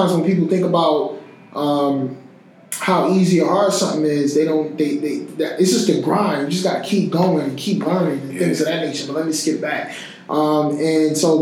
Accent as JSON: {"language": "English", "town": "Newark", "region": "New Jersey", "country": "United States", "said": "I'm just that kid from Newark, just came off my mama's couch"}